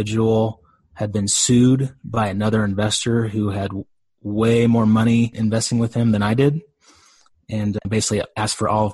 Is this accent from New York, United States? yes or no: no; Dallas, Texas, United States; I'm from Dallas, Texas